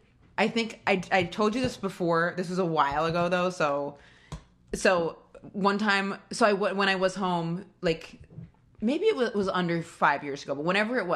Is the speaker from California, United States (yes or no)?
no; rural Maine, United States; now in New York, United States; I'm from rural Maine. I am from rural Maine. It's so rural.